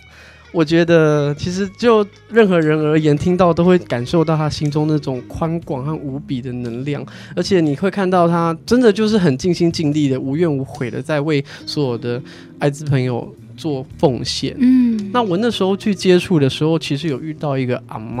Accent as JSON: {"language": "Chinese", "country": "China", "said": "我们中国人其实，在观念上有一些血缘和血统的坚持。"}